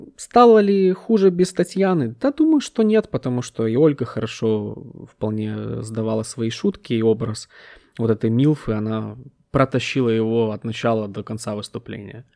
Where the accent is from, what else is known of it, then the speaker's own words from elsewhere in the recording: Ukraine; я из Украины